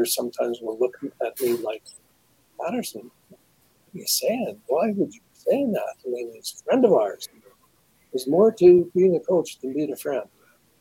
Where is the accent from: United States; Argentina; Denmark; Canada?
Canada; Saskatchewan; I come from Saskatchewan, so a lot of my experience is obviously Saskatchewan-based